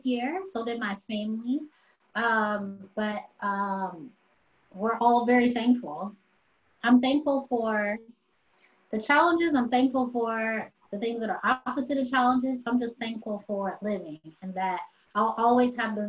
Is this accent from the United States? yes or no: yes; United States; I'm American